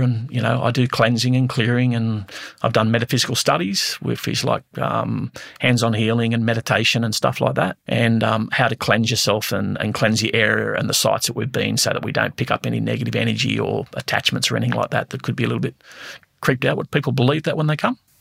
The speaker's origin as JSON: {"language": "English", "town": "Blackheath", "region": "New South Wales", "country": "Australia", "tie": "born or raised there", "said": "growing up in Blackheath as a kid, um, we lived in a haunted house"}